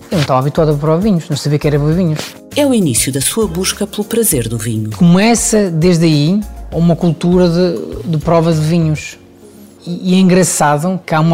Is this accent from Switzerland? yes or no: yes; Switzerland; now in Portugal; Eu venho da, venho da Suíça ainda muito jovem. Chego a Portugal, começo a minha carreira em hotéis três estrelas